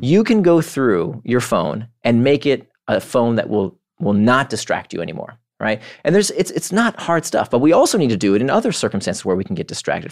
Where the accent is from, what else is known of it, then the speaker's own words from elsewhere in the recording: Orlando, Florida, United States; moved away as an adult; also born or lived in Israel / Atlanta / California; now in New York, United States; I was born in Israel. I grew up in Orlando